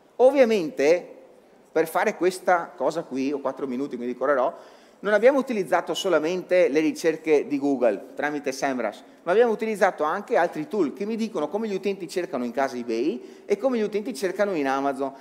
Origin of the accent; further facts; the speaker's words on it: Veneto, Italy; sono veneto